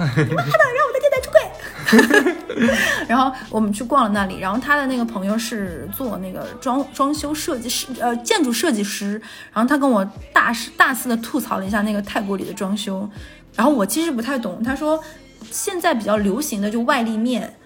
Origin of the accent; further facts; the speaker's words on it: Yanji, Jilin, China; now in Shanghai, China; 延吉我老家这么小的地方